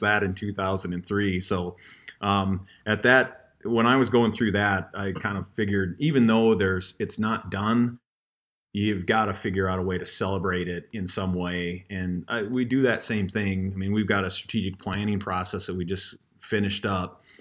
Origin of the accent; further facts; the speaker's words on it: Fort Pierre, South Dakota, United States; moved away; it's in my hometown of Pier, Fort Pier.